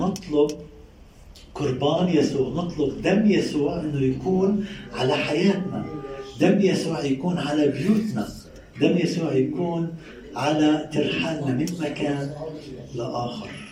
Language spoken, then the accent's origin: Arabic; Palestine; المصطلح العامي عندنا بفلسطين